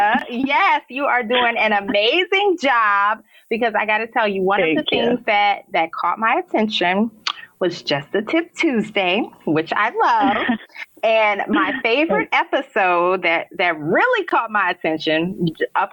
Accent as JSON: {"language": "English", "town": "New Orleans", "region": "Louisiana", "country": "United States", "tie": "born or raised there", "also_born_or_lived": "Baltimore / Chicago / Dallas", "moved": "as an adult", "lives_now": "Miami, United States", "said": "My career has required many cross-country relocations from my hometown of New Orleans to Baltimore, St. Louis, Chicago, Dallas, back to New Orleans, and now Miami, Florida"}